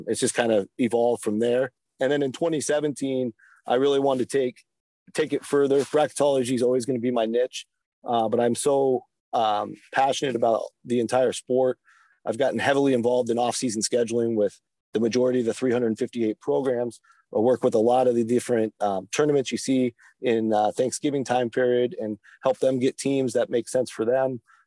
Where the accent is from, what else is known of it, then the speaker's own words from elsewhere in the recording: Seattle, Washington, United States; I grew up in Seattle, big Washington Husky guy growing up